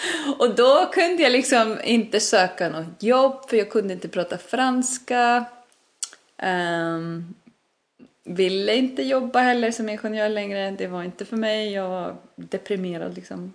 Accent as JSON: {"language": "Swedish", "country": "Iceland", "tie": "born or raised there", "also_born_or_lived": "Stockholm", "second_language": "Swedish", "moved": "as an adult", "lives_now": "Sweden", "said": "jag är ju född och uppväxt på Island"}